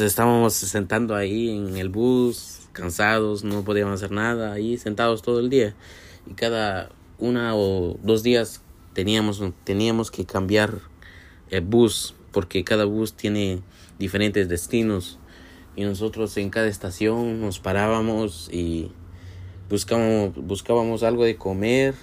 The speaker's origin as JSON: {"language": "Spanish", "country": "Guatemala", "moved": "yes", "lives_now": "Brooklyn, United States", "said": "a lo que vivía antes yo en mi país, en Guatemala"}